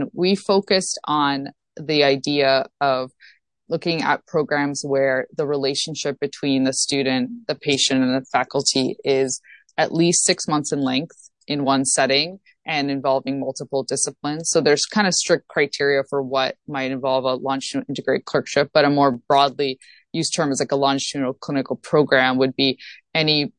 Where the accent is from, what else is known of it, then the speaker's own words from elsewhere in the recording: Toronto, Ontario, Canada; moved away as an adult; now in Boston, United States; So I'm originally from Toronto, Ontario, as I mentioned, and went to the University of Toronto